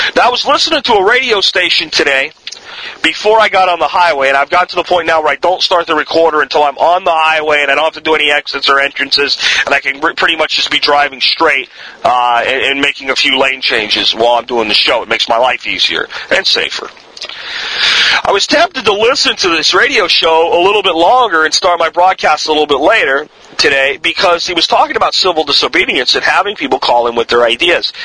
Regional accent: United States

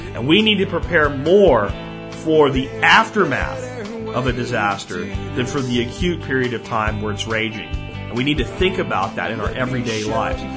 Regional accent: Pennsylvania, United States; places where I grew up in Pennsylvania

